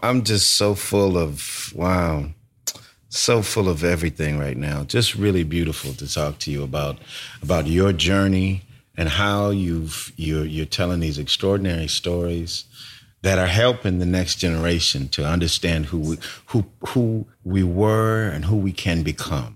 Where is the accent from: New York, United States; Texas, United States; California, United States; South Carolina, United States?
California, United States; moved away as an adult; also born or lived in Brooklyn; I moved away from California